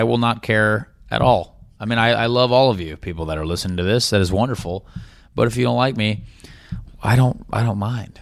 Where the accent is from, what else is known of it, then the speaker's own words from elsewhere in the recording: Indianapolis, Indiana, United States; It's my hometown